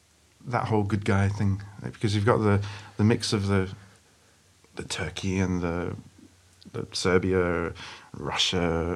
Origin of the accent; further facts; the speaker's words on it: Adelaide, South Australia, Australia; also born or lived in Sydney; I kind of grew up, I was born near Sydney, but I grew up in Adelaide, and Melbourne was kind of the nearest big city.